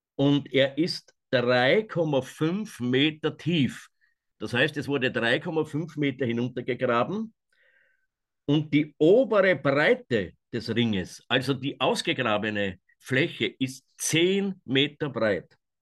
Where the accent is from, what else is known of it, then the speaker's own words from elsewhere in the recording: Kamp valley, Waldviertel, Lower Austria, Austria; hier in meiner Heimat